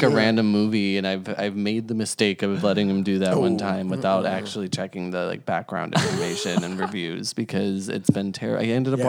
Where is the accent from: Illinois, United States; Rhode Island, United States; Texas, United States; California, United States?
Illinois, United States; Chicago; now in Los Angeles, United States; I'm from Chicago